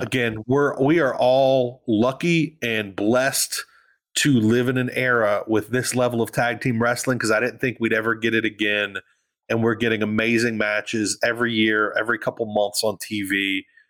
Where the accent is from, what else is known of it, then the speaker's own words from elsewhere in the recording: the South, United States; I'm from the South.